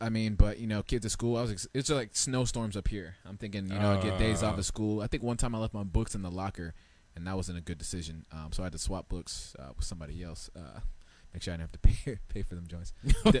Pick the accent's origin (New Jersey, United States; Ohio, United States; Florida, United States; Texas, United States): Florida, United States; moved away; when I was growing up in Florida